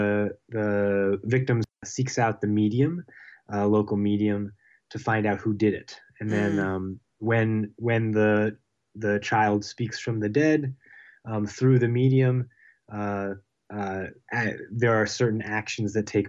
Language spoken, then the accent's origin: English; Pittsburgh, Pennsylvania, United States; moved away; I'm from Pittsburgh, Pennsylvania.